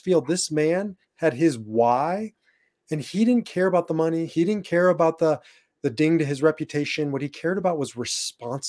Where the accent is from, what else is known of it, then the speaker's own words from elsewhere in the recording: Nebraska, United States; moved away; also born or lived in Iowa; I was born and raised in Nebraska